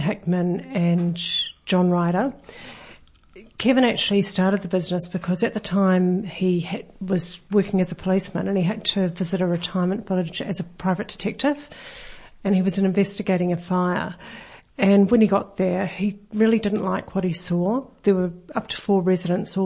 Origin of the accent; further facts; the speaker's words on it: New Zealand; now in Australia; I am actually a Kiwi